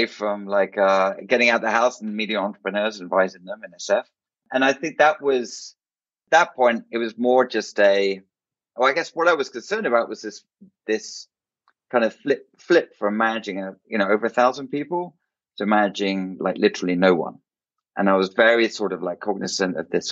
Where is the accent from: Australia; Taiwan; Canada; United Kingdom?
United Kingdom; England; moved away as an adult; now in United States; I was born in England. So lived in the UK till my late 20s